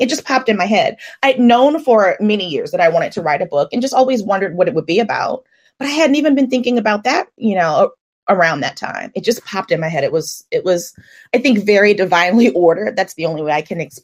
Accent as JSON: {"language": "English", "town": "New Orleans", "region": "Louisiana", "country": "United States", "also_born_or_lived": "Atlanta", "said": "I'm from New Orleans"}